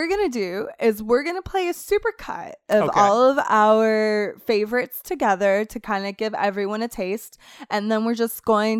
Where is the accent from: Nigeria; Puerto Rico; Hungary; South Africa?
Puerto Rico; also born or lived in Florida; Clinton says that, but Clinton doesn't remember that I'm from a tropical area.